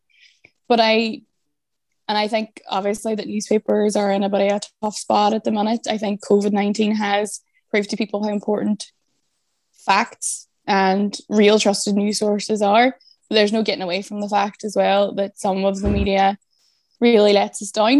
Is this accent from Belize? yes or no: no; Derry, Northern Ireland, United Kingdom; now in Dublin, Ireland; I'm originally from Derry and now I live in Dublin